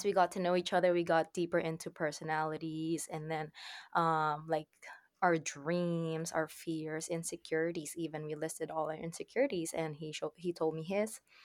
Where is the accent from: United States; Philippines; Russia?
Philippines; also born or lived in Saudi Arabia; now in Nova Scotia, Canada; I currently live in Canada, in Nova Scotia, but I'm originally from the Philippines. I was born in Saudi Arabia